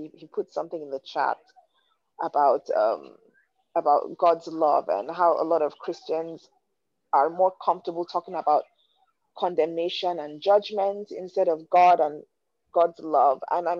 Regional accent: Nigeria; growing up in Nigeria, you know, and I'll give you guys a bit of a backstory.

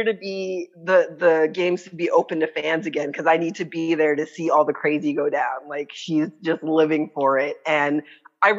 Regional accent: Canada; I'm Canadian

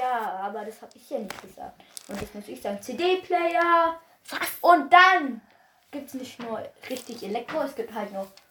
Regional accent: Bavaria, Germany; Ich komme nur aus Bayern

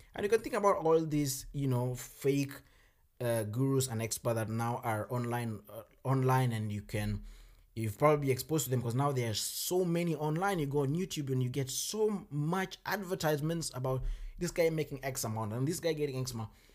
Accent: Kenya; moved away as an adult; now in Germany; I come from Kenya

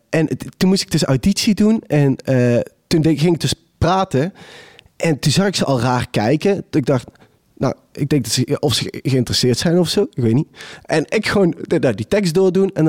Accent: Maastricht, Limburg, Netherlands; Nee, nee, ik kom uit Maastricht. Maar dat is zeg maar afgeleerd. Uh, Brabant is zeg maar aangeleerd, ja.

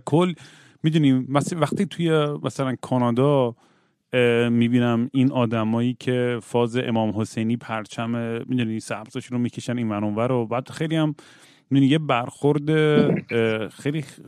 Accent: Iran; خودم موقع بچگی تو ایران که بودم

